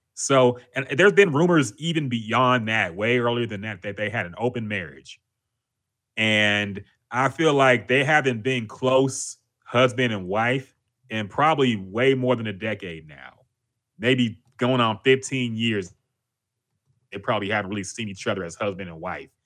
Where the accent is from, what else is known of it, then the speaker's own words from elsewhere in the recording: Houston, Texas, United States; I'm from here, man. I'm from Houston